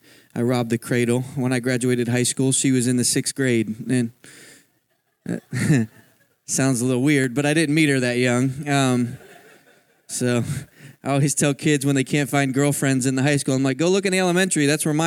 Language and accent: English; Philadelphia, Pennsylvania, United States; I grew up in Philadelphia my whole life, and I had never crossed the Mississippi.